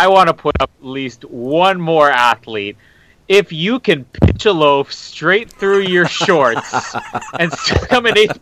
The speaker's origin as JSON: {"language": "English", "country": "Canada"}